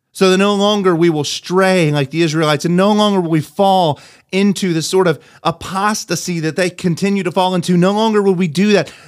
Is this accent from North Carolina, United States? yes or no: yes; North Carolina, United States; I grew up in North Carolina